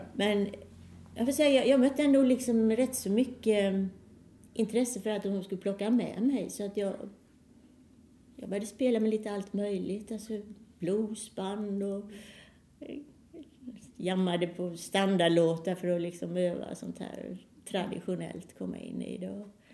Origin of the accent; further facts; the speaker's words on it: Halmstad, Halland County, Sweden; moved away as an adult; also born or lived in Gothenburg; jag är född i Halmstad men eh, när jag sökte då fortsätta med musiken så kom jag i Göteborg